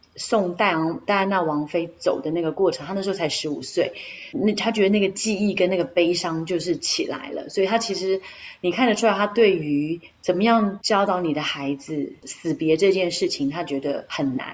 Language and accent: Chinese; Taiwan; moved away as an adult; also born or lived in United Kingdom; now in London, United Kingdom; 我是从台湾来的